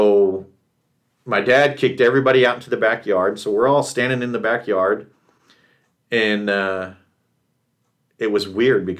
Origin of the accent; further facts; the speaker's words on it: Texas, United States; moved away; also born or lived in California / Rexburg, Idaho; a kid growing up in Texas